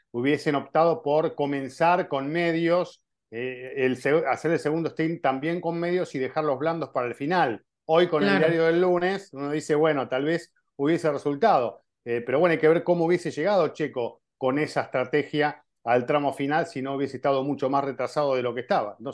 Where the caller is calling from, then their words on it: Mexico City, Mexico; Hola formuleros, soy … de la Ciudad de México y mi pregunta es